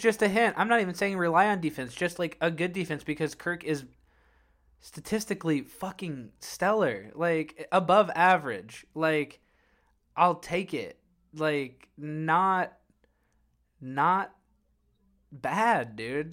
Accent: Illinois, United States; we grew up in Illinois

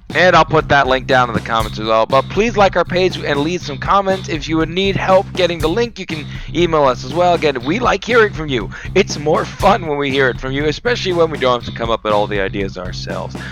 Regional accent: Florida, United States; I'm from Florida.

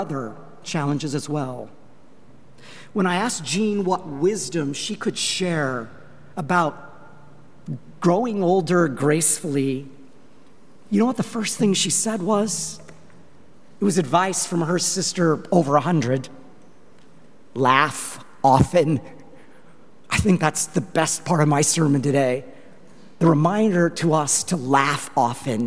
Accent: Longmont, Colorado, United States; moved away; my hometown of Longmont, Colorado

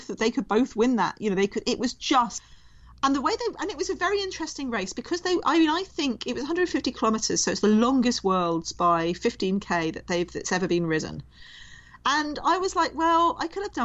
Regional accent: United Kingdom; as a Brit

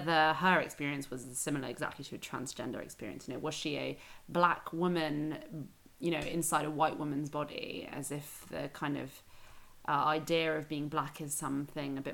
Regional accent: London, United Kingdom; I grew up in London and in a very multicultural school

